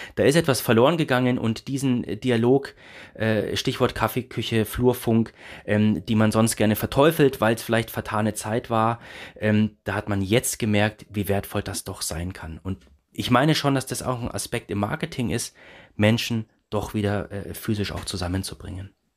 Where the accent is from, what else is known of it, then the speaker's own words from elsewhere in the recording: Erlangen, Bavaria, Germany; jetzt bin ich gebürtiger Erlanger